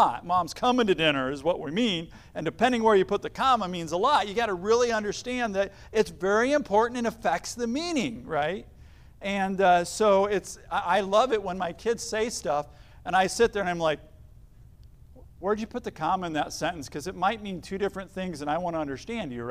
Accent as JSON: {"language": "English", "town": "Elkhart", "region": "Indiana", "country": "United States", "tie": "born or raised there", "said": "I was actually born in Elkhart, Indiana. So a long time ago, so I was born and raised in Northern Indiana"}